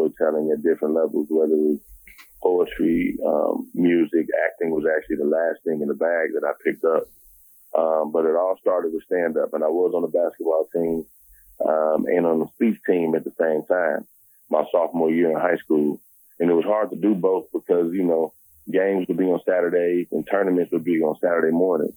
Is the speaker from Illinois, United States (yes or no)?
yes; Harvey, Illinois, United States; also born or lived in Chicago; I'm from Harvey, Illinois